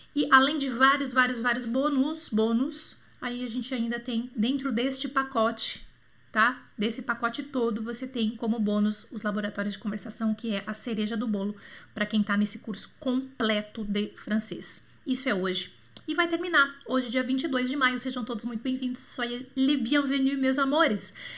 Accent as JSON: {"language": "Portuguese", "town": "Bauru", "region": "São Paulo", "country": "Brazil", "tie": "born or raised there", "also_born_or_lived": "Montreal", "moved": "yes", "said": "pertinho lá de Bauru, da minha cidade natal"}